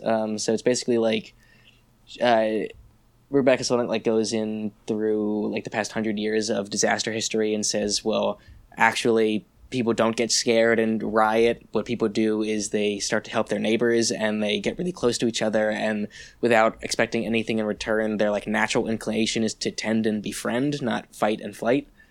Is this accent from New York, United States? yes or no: yes; New York, United States; also born or lived in Saint Louis, Missouri; I am from New York